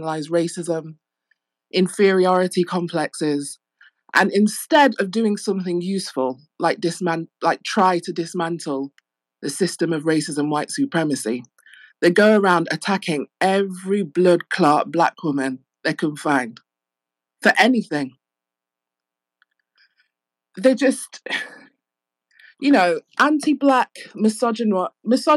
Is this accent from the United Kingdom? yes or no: yes; England, United Kingdom; I'm from England